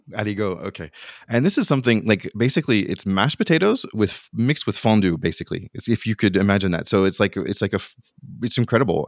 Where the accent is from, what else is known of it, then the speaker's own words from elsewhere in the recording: United States; now in France; as an American coming over